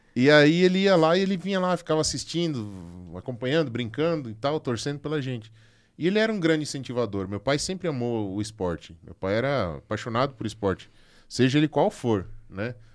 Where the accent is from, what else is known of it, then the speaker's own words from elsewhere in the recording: Concórdia, Santa Catarina, Brazil; lá da minha cidade, lá de Concórdia